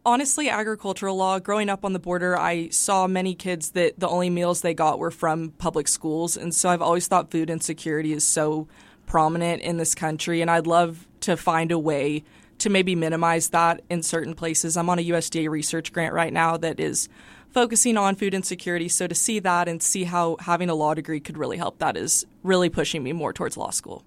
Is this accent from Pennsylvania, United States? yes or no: no; El Paso, Texas, United States; I grew up on the west side. I went to Coronado High School